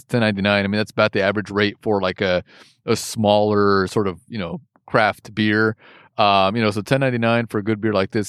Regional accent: United States; born there; Because I'm American born.

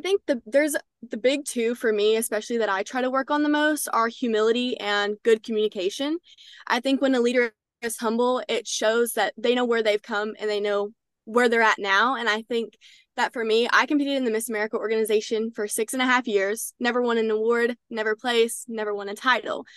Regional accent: Texarkana, Texas, United States; I'm from Texarkana, Texas

